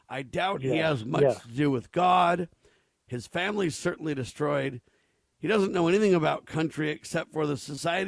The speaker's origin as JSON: {"language": "English", "town": "Camarillo", "region": "California", "country": "United States", "tie": "born or raised there", "said": "I grew up in Camarillo, California"}